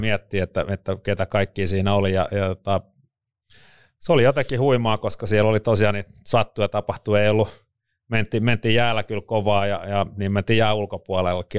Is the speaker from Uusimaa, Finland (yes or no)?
yes; Vantaa, Uusimaa, Finland; on syntynyt Vantaalla Louhelassa 75